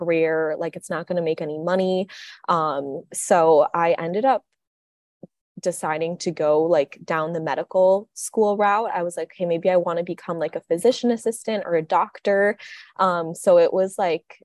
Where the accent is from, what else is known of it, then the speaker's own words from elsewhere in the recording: Minnesota, United States; I'm from Minnesota too